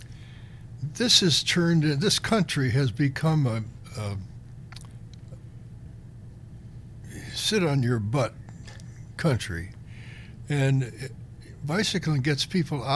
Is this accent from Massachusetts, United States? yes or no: no; Cleveland, Ohio, United States; now in Iowa, United States; I grew up in Cleveland